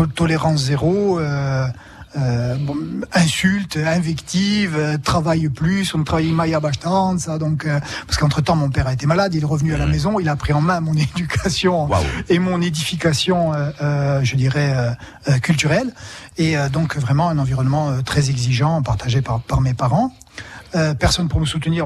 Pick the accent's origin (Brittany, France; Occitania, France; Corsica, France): Corsica, France; Bastia; Je suis né à Bastia il y a longtemps, à présent